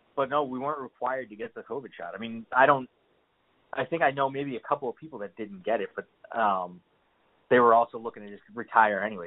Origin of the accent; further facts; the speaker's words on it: Massachusetts, United States; moved away; I'm from Massachusetts